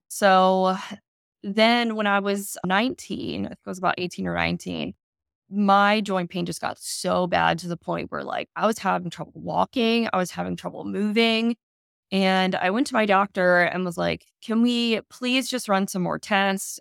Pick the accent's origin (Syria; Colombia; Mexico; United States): United States; Maryland; I grew up in Maryland